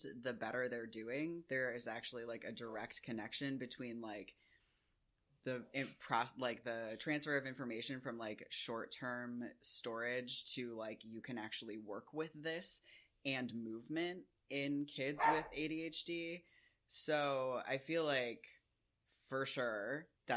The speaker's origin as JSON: {"language": "English", "country": "United Kingdom", "said": "we're British"}